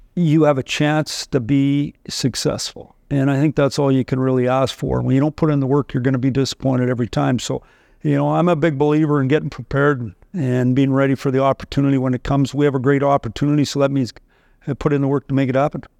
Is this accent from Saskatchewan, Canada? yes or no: yes; Saskatchewan, Canada; moved away; I, I grew up in Saskatchewan